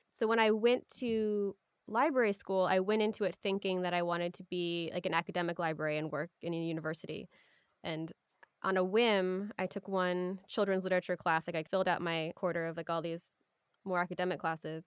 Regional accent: Sausalito, California, United States; I grew up in Sausalito, which is a small town, couple of towns over from where I work now in Mill Valley

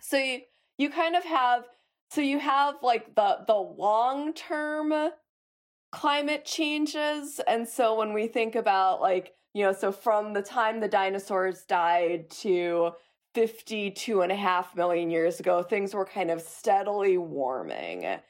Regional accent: Chicago, Illinois, United States; I grew up in Chicago

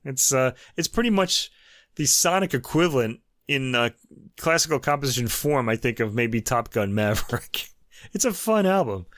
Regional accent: United States; being American.

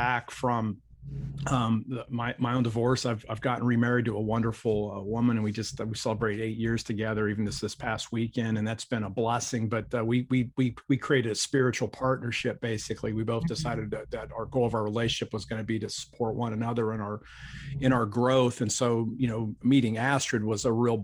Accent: Akron, Ohio, United States; I grew up in Akron, Ohio

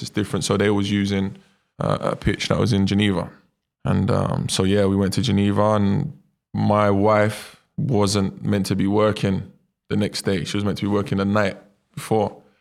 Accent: London, United Kingdom; moved away as an adult; also born or lived in Brazil; my mum and dad was the first out of all their friends in East London to have their own apartment

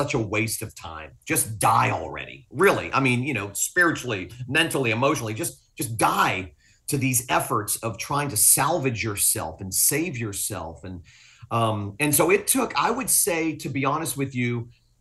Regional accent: Fort Lauderdale, Florida, United States; also born or lived in Willis, Texas; I'm from South Florida. Fort Lauderdale's my home.

